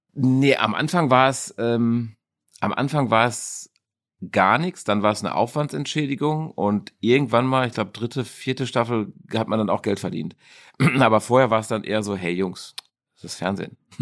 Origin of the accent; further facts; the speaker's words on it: Dortmund, North Rhine-Westphalia, Germany; also born or lived in South Africa; Ich bin Dortmunder Junge. Ich bin in der Innenstadt geboren mhm. und äh, habe dann äh, Großteil meiner Jugend in Dortmund verbracht. Äh, den anderen Teil habe ich in Südafrika verbracht